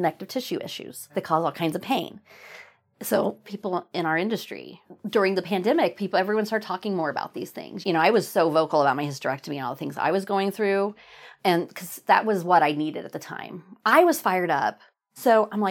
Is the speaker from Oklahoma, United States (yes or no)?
yes; Oklahoma, United States; moved away as an adult; also born or lived in New England; I used to be embarrassed that I was from Oklahoma. It was the 90s when I was in high school